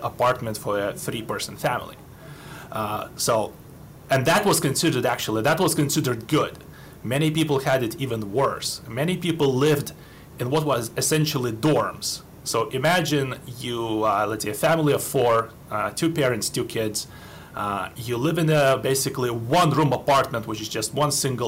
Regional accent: Lithuania; moved away as an adult; now in United States; I was born in 81 in Lithuania, which was then occupied by Soviet Union and was part of Soviet Union. I lived there most of my life

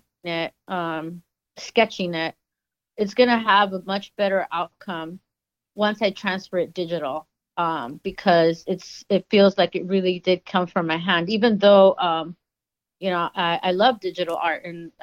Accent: Los Angeles, California, United States; growing up in Los Angeles

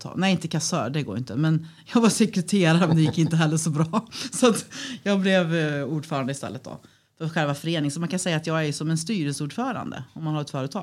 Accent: Falköping, Västra Götaland, Sweden; moved away as an adult; now in Örebro, Sweden; från början så är jag västgöte, så jag är uppvuxen på en gård utanför Falköping.

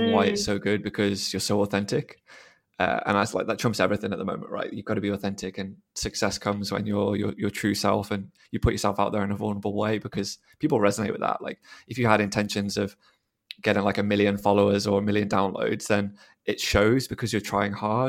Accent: Telford, West Midlands, United Kingdom; moved away as an adult; also born or lived in Sydney, Australia / Melbourne, Australia; now in London, United Kingdom; I'm originally from Telford in Shropshire, but I've recently moved to London

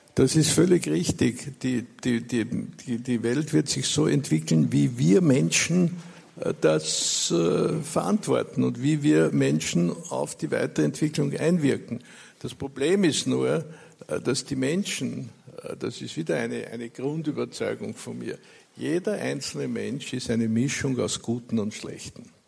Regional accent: Austria; Bei uns in Österreich

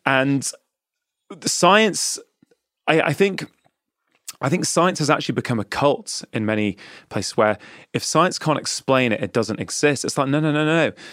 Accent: England, United Kingdom; I was born and brought up in England

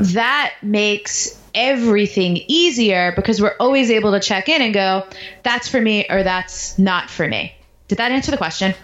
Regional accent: New York, United States; moved away as an adult; also born or lived in Baltimore / Washington, D.C.; I grew up in New York

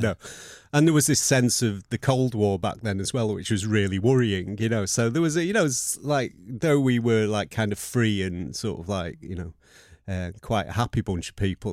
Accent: Manchester, North West England, United Kingdom; also born or lived in Burnage; Levenshulme was where I was brought up

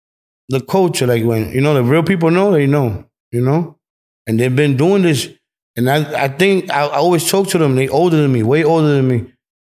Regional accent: New York City, New York, United States; Bro, I'm from New York.

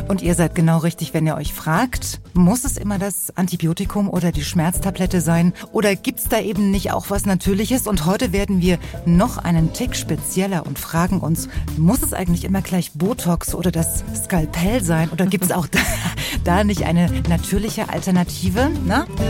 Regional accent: East Germany, Germany; da wo ich herkomme, aus dem Osten

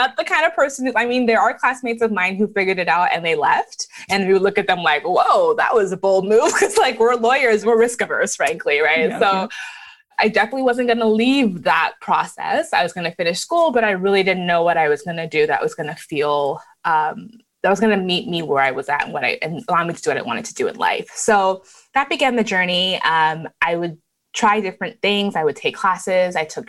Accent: Canada; also born or lived in Lagos, Nigeria; So I was born in Nigeria in Lagos and left when I was pretty young. We moved to Canada. And while in Canada, we moved around to different cities.

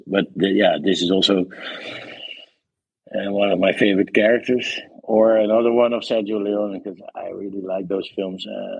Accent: Netherlands; English is a second language; You wouldn't know the difference probably, but they make dark, nice, edgy stuff there.

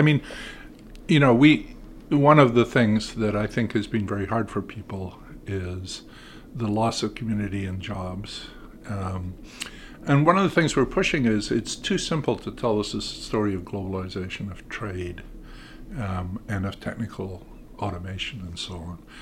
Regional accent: United Kingdom; moved away as an adult; now in United States; I grew up in Britain until, you know, the mid-eighties

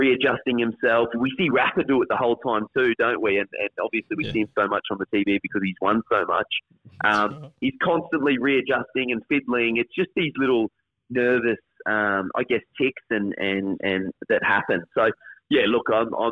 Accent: Queensland, Australia; Obviously, being a Queenslander

